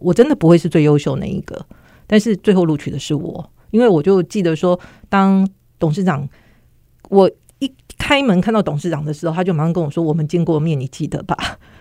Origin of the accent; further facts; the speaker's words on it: Kaohsiung, Taiwan; 我那时候住高雄